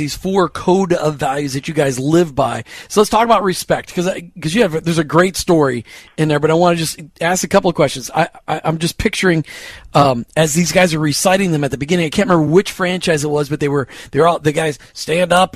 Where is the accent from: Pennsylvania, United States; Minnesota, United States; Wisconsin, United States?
Minnesota, United States; Minneapolis; I grew up in Minneapolis